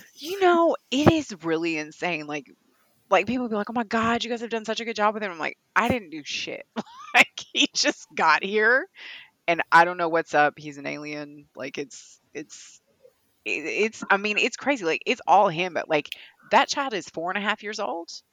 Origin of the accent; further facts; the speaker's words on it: Kentucky, United States; accent: Kentucky; my Kentucky accent